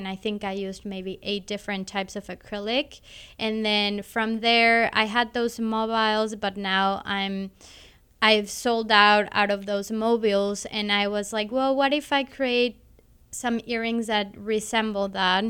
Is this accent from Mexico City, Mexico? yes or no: no; Cancun, Quintana Roo, Mexico; now in Kansas City, United States; I was born in Cancun, Mexico